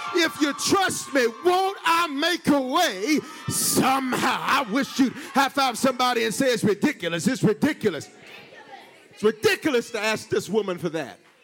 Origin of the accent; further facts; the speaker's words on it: the South, United States; I'm from the South